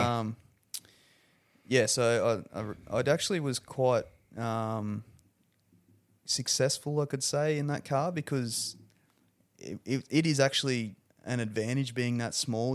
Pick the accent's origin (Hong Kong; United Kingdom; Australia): Australia; Rockhampton, Queensland; I'm pretty proud to come from Rockhampton